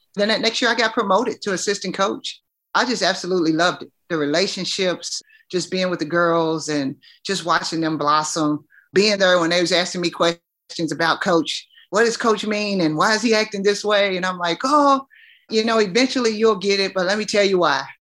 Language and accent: English; Louisville, Kentucky, United States; I'm from Kentucky